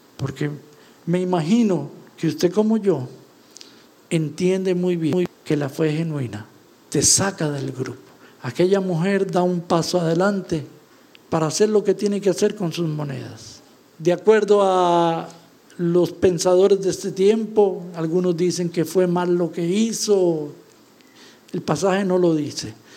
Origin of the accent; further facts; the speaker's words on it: Costa Rica; se sabe que venimos de Costa Rica